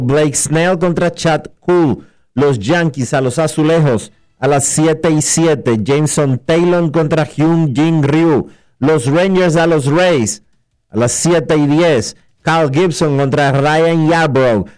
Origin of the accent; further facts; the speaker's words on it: Dominican Republic; esos somos los dominicanos